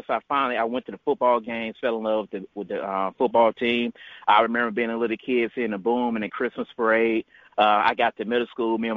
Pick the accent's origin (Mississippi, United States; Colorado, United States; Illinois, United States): Mississippi, United States; Jackson; just being a little kid growing up in Jackson.